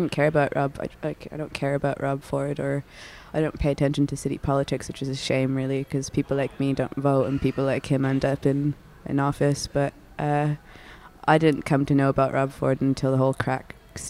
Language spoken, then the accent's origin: English; Toronto, Ontario, Canada; I was born in Toronto, St. Joseph's Hospital.